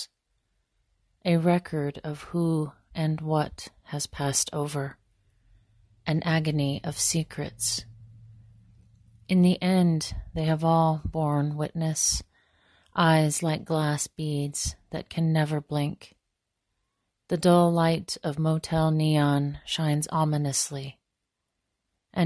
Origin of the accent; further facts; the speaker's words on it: northeastern Montana, United States; I am most rooted in my home community on the Menishoshe in northeastern Montana